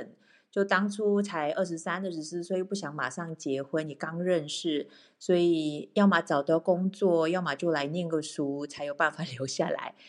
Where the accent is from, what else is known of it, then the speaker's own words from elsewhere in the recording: Malacca, Malaysia; moved away as an adult; also born or lived in Taiwan; now in Switzerland; 我是我来自马来西亚马六甲。